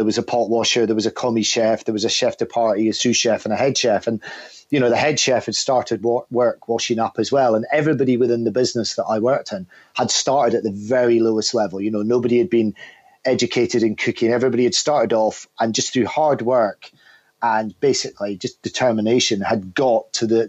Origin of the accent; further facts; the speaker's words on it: the north of Scotland, United Kingdom; from the north of Scotland, and was quite sort of a challenging individual at school